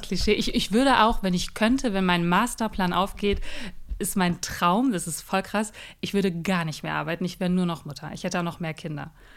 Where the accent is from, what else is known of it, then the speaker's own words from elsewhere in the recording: Ruhr area, North Rhine-Westphalia, Germany; now in Berlin, Germany; Ursprünglich komme ich aus dem Ruhrgebiet